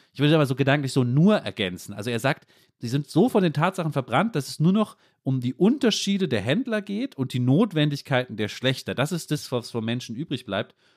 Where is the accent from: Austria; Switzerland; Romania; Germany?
Germany; wir natürlich vielleicht auch als Deutsche